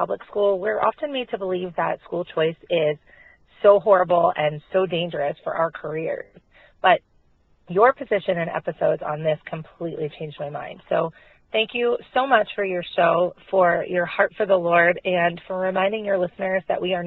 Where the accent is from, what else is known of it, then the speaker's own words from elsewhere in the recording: Pennsylvania, United States; I'm from Pennsylvania.